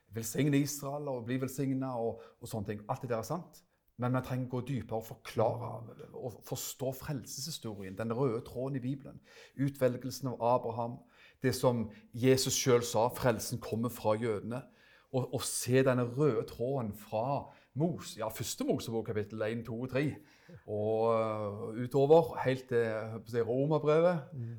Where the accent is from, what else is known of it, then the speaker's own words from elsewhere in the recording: Stavanger, Rogaland, Norway; moved away as an adult; now in Froland, Norway; Som du hører, så er jeg fra Stavanger